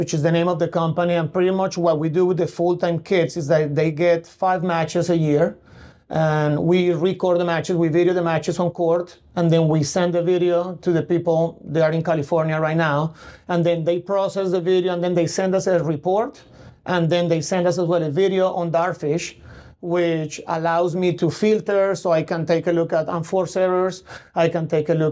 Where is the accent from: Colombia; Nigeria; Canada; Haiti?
Colombia; also born or lived in Connecticut, United States; now in Tulsa, United States; I'm from Colombia in South America